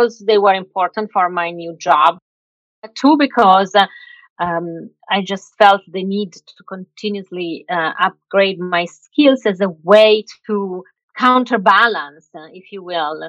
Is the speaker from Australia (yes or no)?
no; Milan, Lombardy, Italy; moved away as an adult; I was born and raised in Milan